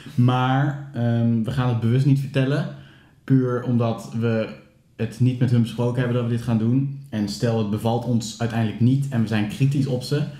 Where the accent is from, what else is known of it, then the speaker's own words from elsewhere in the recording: Steenderen, Gelderland, Netherlands; ik eh, kom uit Steenderen